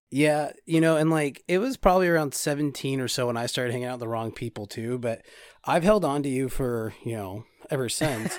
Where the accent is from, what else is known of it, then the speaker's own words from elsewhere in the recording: California, United States; we're from California. Car chases happen here all the time